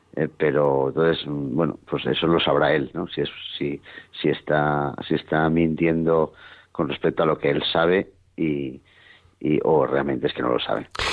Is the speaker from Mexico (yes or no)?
no; Spain; somos los mismos españoles